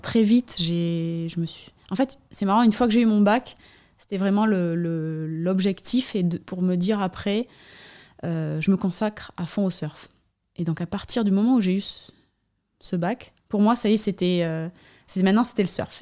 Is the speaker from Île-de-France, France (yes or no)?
no; Anglet, Nouvelle-Aquitaine, France; J'habite, euh, Anglette, sur la côte basque, euh, endroit où j'ai grandi aussi